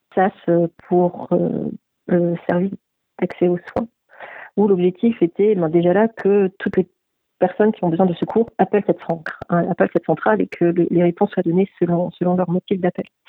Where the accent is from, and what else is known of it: France; also born or lived in Quebec